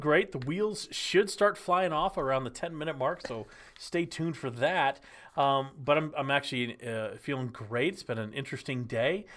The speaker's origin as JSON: {"language": "English", "region": "Texas", "country": "United States", "tie": "born or raised there", "moved": "as an adult", "lives_now": "Nashville, United States", "said": "I grew up in Texas"}